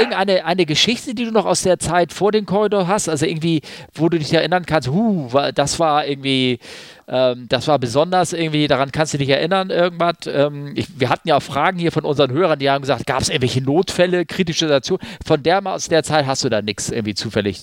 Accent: Germany; Ich als Westdeutscher

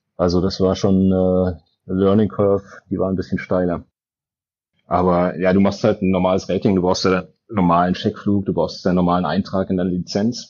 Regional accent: Berlin, Germany; ich bin Berliner.

